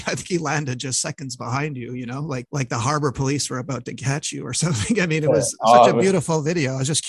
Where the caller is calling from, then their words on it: Montreal, Quebec, Canada; I'm calling from Montreal